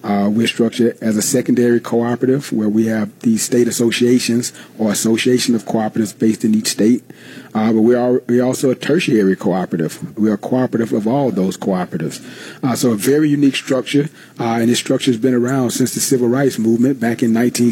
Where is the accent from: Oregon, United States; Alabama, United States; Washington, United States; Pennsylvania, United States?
Alabama, United States; I'm originally from Alabama